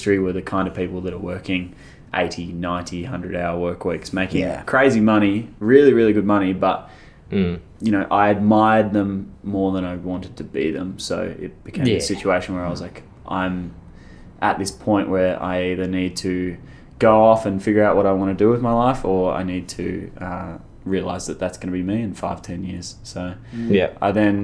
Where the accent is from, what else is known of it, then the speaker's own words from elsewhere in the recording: Melbourne, Victoria, Australia; I'm from Melbourne, born and raised